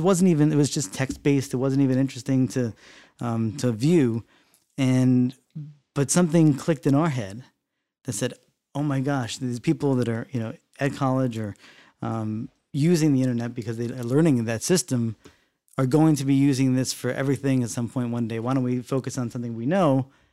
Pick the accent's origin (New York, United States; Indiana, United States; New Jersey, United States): New Jersey, United States; South Orange; also born or lived in Maplewood, New Jersey; where I grew up in South Orange and Maplewood and, you know, Union, Essex County.